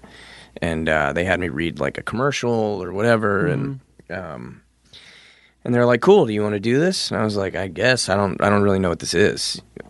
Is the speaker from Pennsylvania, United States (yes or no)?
yes; Pennsylvania, United States; We're from Pennsylvania.